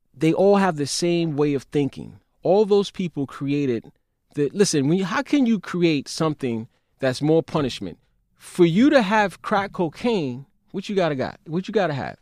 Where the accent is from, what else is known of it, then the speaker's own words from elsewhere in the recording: New York City, New York, United States; growing up in Brownsville, where it was an air of lawlessness in Brownsville and East New York